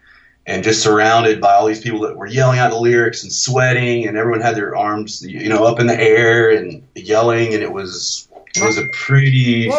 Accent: the Bible Belt, the South, United States; I'm born and raised in the South in the Bible Belt, so I did have some like church experience when I was young

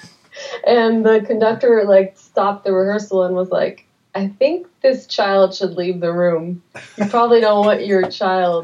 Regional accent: Paris, Île-de-France, France; moved away as an adult; now in Los Angeles, United States; I grew up in Paris

